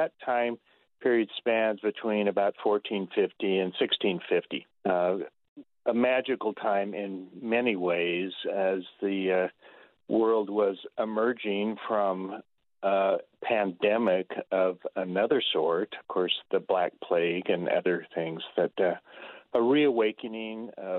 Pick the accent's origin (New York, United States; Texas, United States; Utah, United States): Utah, United States; wouldn't it be great to recreate this in my home state of Utah?